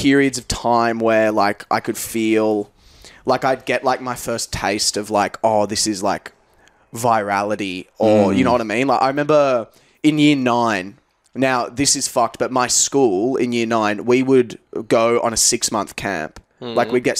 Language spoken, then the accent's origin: English; Australia; also born or lived in England; I'm from here, Australia. Obviously, we were discussing before, born in England, which is mad.